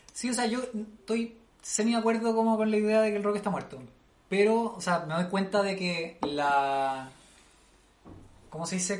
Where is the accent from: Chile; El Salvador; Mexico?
Chile; aquí en Chile